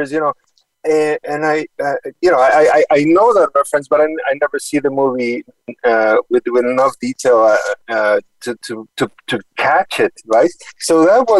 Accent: Mexico; moved away as an adult; also born or lived in Houston, United States / New York City, United States; now in Boston, United States; the whole family moved to Mexico, and I stayed there until my early 20s

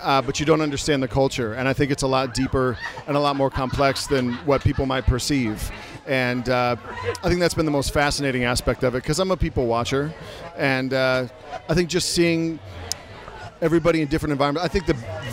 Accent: Iowa, United States; now in Nashville, United States; I'm from Iowa

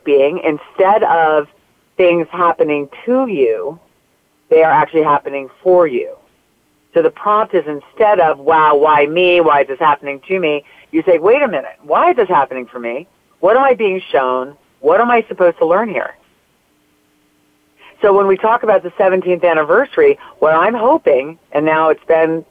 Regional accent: North Jersey coast, New Jersey, United States; also born or lived in New York City; we moved to New Jersey from New York, where it's back to the area I grew up in on the North Jersey coast

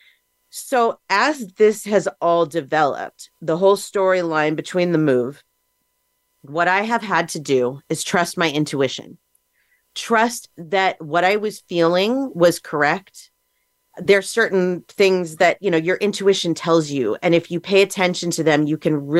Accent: Southern California, United States; also born or lived in Las Vegas, Nevada; I grew up here in Southern California. And then at 18, I moved to Las Vegas. And then I moved back here in 2010

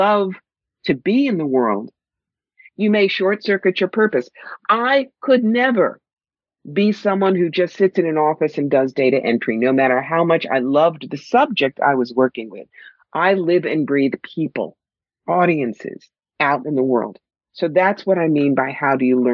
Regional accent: New York, United States; I'm from New York. I talk fast

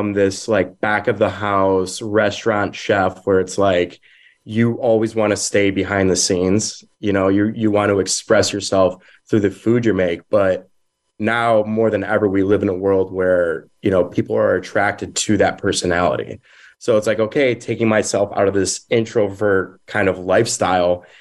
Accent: Rochester, United States; growing up in Rochester. So I come from an Italian American background

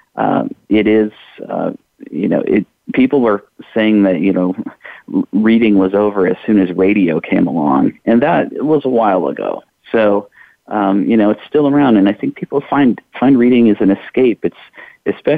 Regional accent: Iowa, United States; now in Louisville, United States; I'm originally from Iowa.

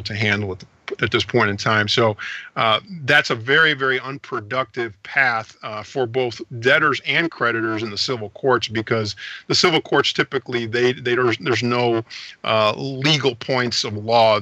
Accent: St. Louis, Missouri, United States; also born or lived in Panama City, Panama; I grew up in St. Louis, Missouri

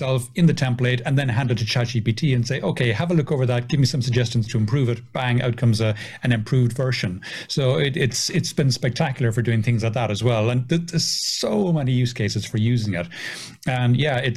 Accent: Ireland; being Irish, being a redhead, I do have a bit of a temper

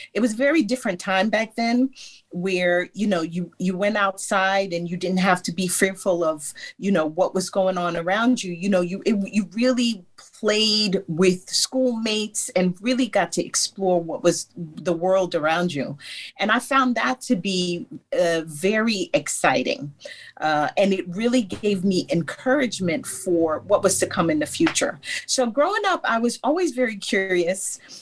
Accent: New York City, New York, United States; I grew born and raised in New York, Brooklyn, New York

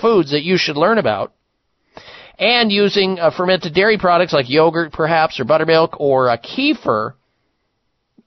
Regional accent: Midwest, United States; at our home growing up in the Midwest

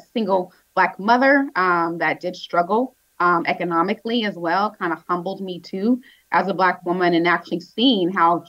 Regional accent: San Diego, California, United States; identifying as a Black woman has definitely shaped who I am as a person. I grew up in Southeast San Diego here locally. Went to a school that was diverse. I grew up on a block that was diverse.

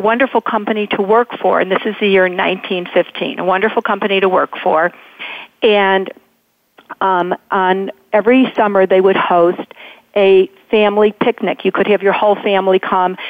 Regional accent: Chicago suburbs, Illinois, United States; I'm from the Chicago suburbs, but but the same thing, you know, greater metropolitan Chicago

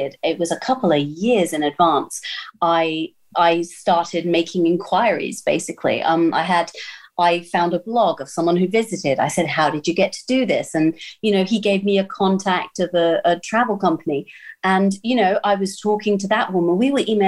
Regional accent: United Kingdom; I'm British

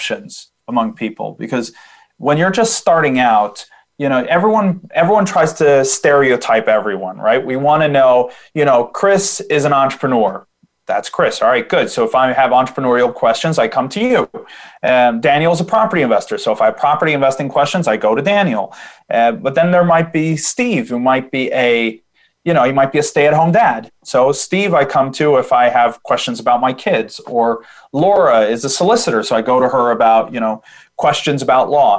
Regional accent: Sweden; I'm from Sweden

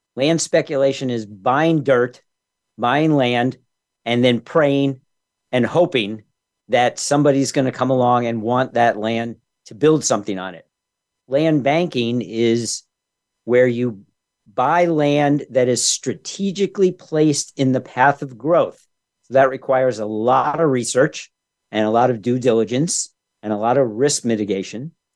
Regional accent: New York, United States; When I was growing up in New York back in the '60s

